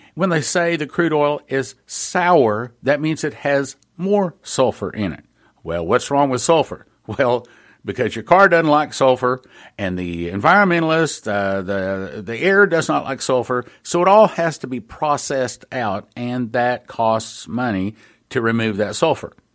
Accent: West Texas, United States; I was raised out in West Texas

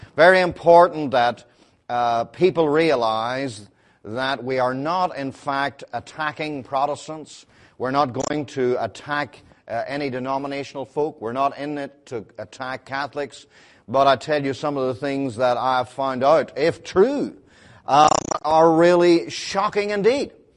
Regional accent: Belfast, Northern Ireland, United Kingdom; I'm from Belfast

